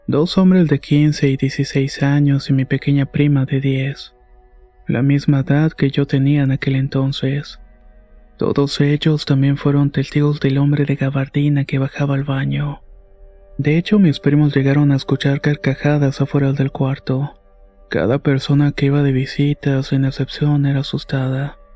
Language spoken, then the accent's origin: Spanish; Morelia, Michoacán, Mexico; also born or lived in Apatzingán; Y eh, soy originaria de Apatzinga, Michoacán. Pero desde muy pequeña he vivido en Morelia. Cuando tenía como 10 años nos mudamos a la colonia Villa Universitaria que está por Ciudad Universitaria.